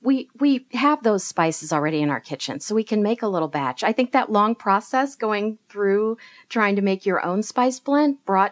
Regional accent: Kansas City, United States; I'm from Kansas City

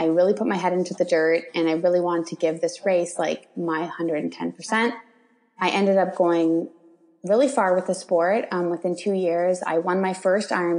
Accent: Toronto, Ontario, Canada; I'm from Toronto. I kind of live on the outskirts of Toronto in Canada.

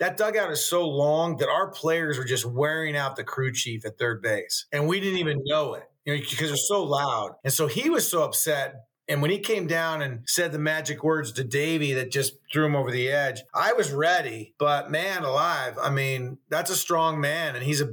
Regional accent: Cupertino, California, United States; also born or lived in San Jose / Moraga; I grew up in the Bay Area in Cupertino and San Jose, basically, as a young kid, then Moraga in high school.

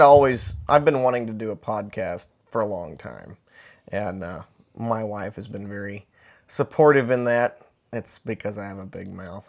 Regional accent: Middle Tennessee, United States; where I grew up in Middle Tennessee

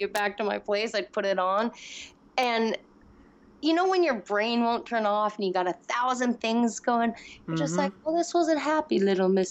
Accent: Seattle, Washington, United States; I am raised in Seattle, Seattle to the bone. That's my hometown.

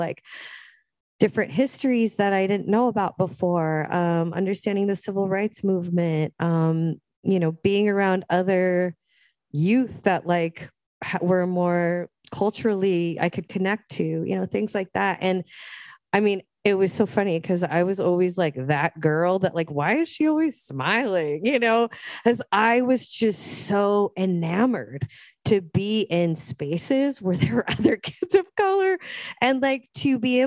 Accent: Seattle, Washington, United States; So I was born and raised in Seattle, Lake City.

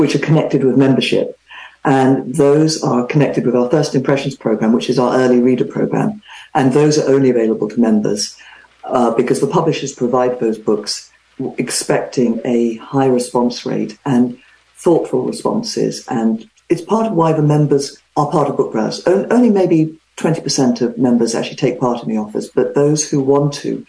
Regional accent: England, United Kingdom; moved away as an adult; now in California, United States; I grew up in England, you probably guessed. I'm in California now, have been for 30 years, but still sound like I got off a plane last week

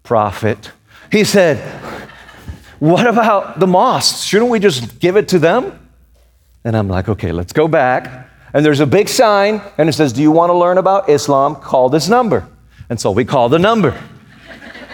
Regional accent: Puerto Rico; moved away; also born or lived in Raleigh, North Carolina; I was born and raised in Puerto Rico

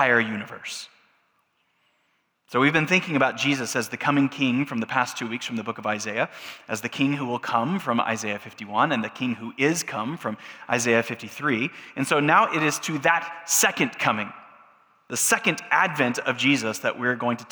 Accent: United States; us as American Christians

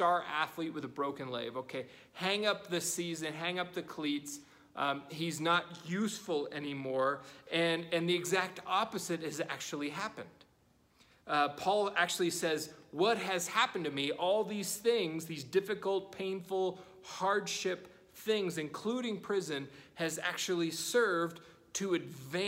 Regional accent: United States; as American Christians

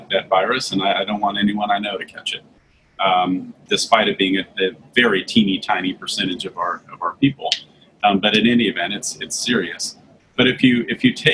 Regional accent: Santa Monica, California, United States; now in Dallas-Fort Worth, United States; I grew up in Santa Monica, California

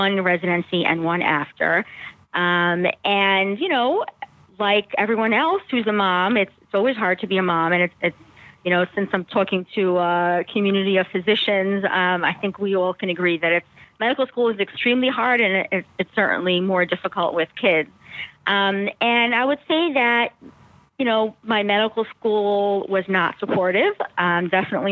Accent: New York City, New York, United States; I grew up in Brooklyn, New York

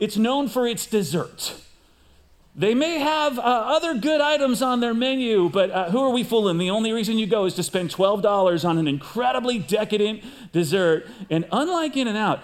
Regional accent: outside Chicago, Illinois, United States; moved away as an adult; also born or lived in Pasadena; now in California, United States; I grew up outside Chicago

